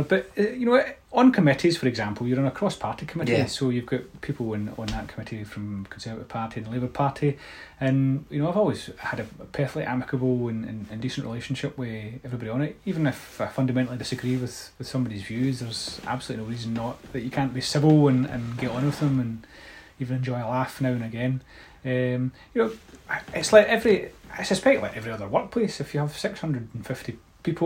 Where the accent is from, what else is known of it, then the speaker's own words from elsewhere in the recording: Scotland, United Kingdom; the best thing about being Scottish is I think we have a good sense of humour